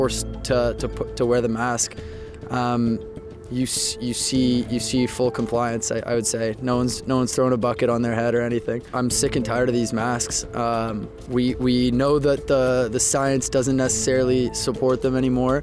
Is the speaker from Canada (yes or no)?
yes; Toronto, Ontario, Canada; now in Waterloo, Canada; I'm from Toronto originally, grew up there, was born there.